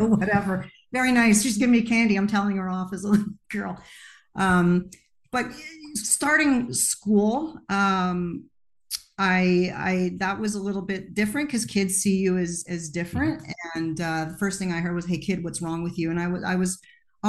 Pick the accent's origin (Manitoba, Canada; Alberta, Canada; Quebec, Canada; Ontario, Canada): Quebec, Canada; Montreal; I was born in Montreal, Quebec, Canada